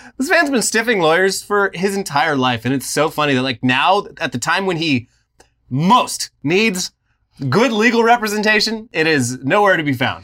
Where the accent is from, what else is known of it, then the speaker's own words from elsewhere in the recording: West Coast, United States; I was born on the West Coast.